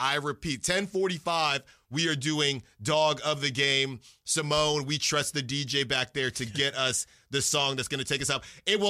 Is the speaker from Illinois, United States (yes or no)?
no; Concord, California, United States; being from the Bay Area, I grew up in Concord.